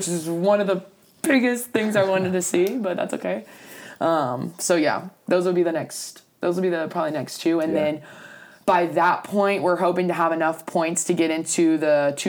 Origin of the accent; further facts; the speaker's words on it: Louisiana, United States; moved away; I'm from Santa Mall, which is about like an hour away. It's kind of like the midpoint between New Orleans and Baton Rouge.